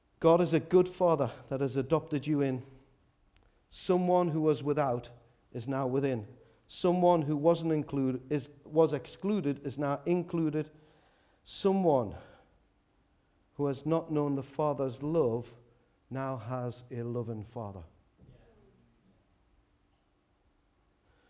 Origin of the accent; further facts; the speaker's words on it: Newcastle upon Tyne, North East England, United Kingdom; I was from Walker